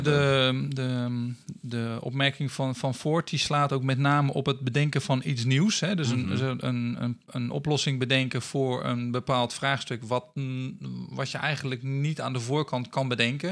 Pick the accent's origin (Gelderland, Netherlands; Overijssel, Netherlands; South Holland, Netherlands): South Holland, Netherlands; Rotterdam; moved away as an adult; also born or lived in Assen / Leeuwarden; now in Friesland, Netherlands; ik ben eh, geboren in Assen. Maar ik ben getogen in Rotterdam. Ehm, dus ik ben een eh, Rotterdammer die eh, verdwaald is geraakt in, in het mooie Friesland.